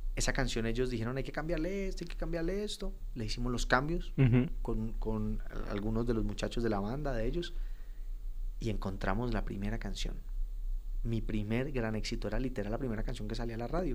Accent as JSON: {"language": "Spanish", "town": "Cali", "region": "Valle del Cauca", "country": "Colombia", "also_born_or_lived": "Bogotá / Pereira", "moved": "as an adult", "lives_now": "Medellín, Colombia", "said": "Yo venía de la ciudad que soy, de Cali, buscando oportunidad en Bogotá"}